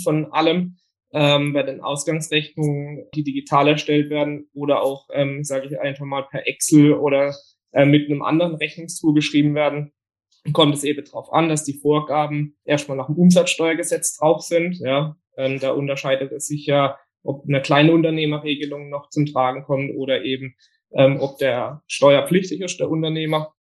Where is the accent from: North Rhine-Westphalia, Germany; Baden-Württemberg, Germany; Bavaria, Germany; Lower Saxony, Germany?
Baden-Württemberg, Germany; Bietigheim; komme aus dem Biedigheim nahe Karlsruhe